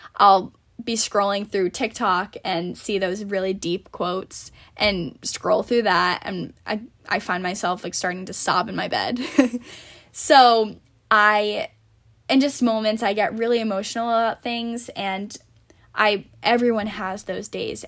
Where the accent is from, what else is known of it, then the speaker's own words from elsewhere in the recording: Warwick, Rhode Island, United States; also born or lived in Narragansett, Rhode Island / Fairfield, Connecticut; I grew up in Warwick